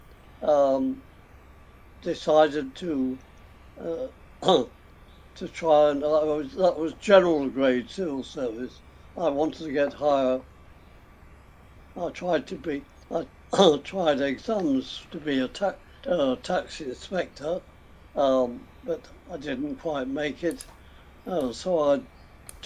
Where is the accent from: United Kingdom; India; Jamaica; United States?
United Kingdom; Derby, East Midlands; also born or lived in Belper, Derbyshire; I grew up in Derby